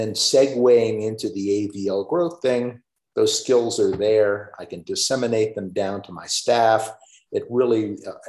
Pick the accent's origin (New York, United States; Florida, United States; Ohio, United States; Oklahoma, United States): Florida, United States; moved away as an adult; also born or lived in Chicago, Illinois; I'm originally a Floridian, meaning I did not see snow for the first time until I started my first day of work